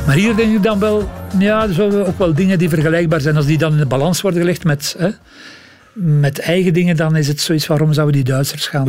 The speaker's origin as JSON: {"language": "Dutch", "town": "Leuven", "region": "Flanders", "country": "Belgium", "said": "Ik kom uit Leuven"}